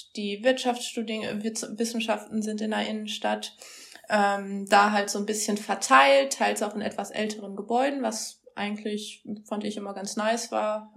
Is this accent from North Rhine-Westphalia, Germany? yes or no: yes; Schwerte, North Rhine-Westphalia, Germany; moved away as an adult; also born or lived in Münster / Osnabrück; ursprünglich groß geworden bin ich mal in Ostwestfalen, habe dann meine Jugend in Schwerte in der Nähe von Dortmund verbracht